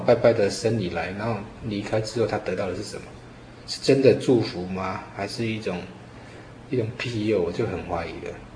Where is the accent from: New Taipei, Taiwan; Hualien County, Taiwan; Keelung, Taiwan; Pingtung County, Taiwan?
New Taipei, Taiwan; Yonghe Fourth Park; 我在四号公园长大